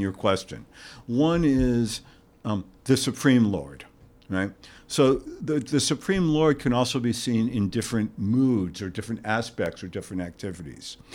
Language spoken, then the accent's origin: English; New York, United States; moved away as an adult; also born or lived in Santa Barbara, California; We are both from New York